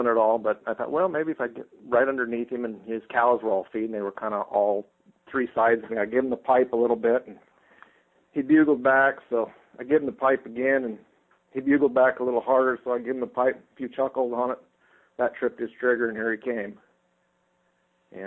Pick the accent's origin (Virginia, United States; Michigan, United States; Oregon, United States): Oregon, United States; Estacada; A small town called Estacada, originally a logging town. We're about 25 miles southeast of Portland